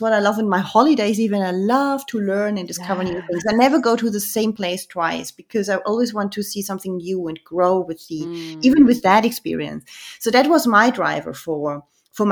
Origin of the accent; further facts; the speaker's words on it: Germany; I grew up in Germany